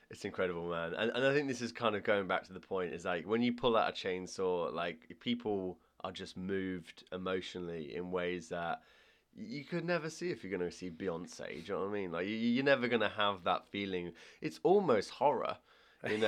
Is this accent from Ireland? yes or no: yes; Ireland; I'm Irish